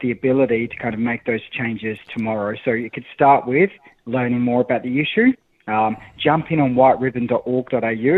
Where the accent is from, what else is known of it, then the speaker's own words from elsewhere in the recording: Australia; an Australian bloke